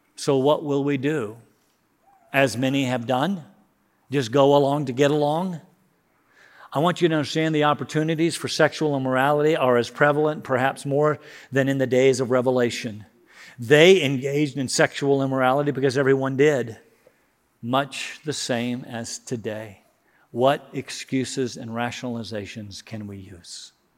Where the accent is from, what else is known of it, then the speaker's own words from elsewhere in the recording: United States; I love being an American.